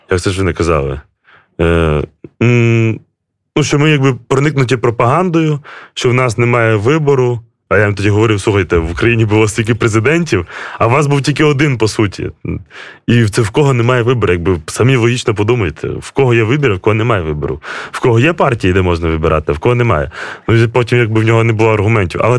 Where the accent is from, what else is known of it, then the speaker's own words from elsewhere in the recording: Belarus; Йде така пропаганда ще з Радянського Союзу, а особливо навіть ще гімн білорусів, що ми, білоруси, мірні люди.